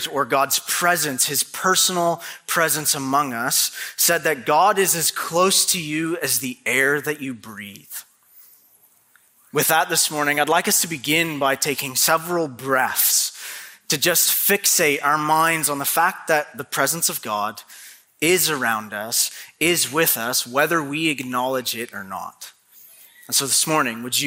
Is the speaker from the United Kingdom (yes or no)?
no; Canada; now in Maine, United States; I am a true-blooded Canadian through and through